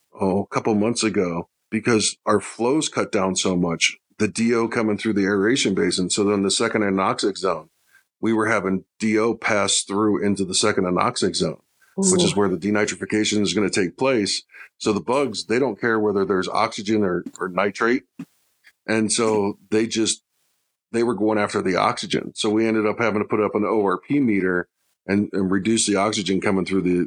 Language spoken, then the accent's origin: English; Chicago, Illinois, United States; now in Flagstaff, United States; I came from Chicago. Flagstaff doesn't get as cold as Chicago.